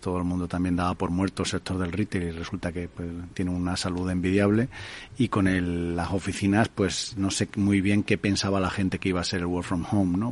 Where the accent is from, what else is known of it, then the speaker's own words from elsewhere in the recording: Spain; aquí siempre en España nos gusta mucho quejarnos de que somos un país muy pobre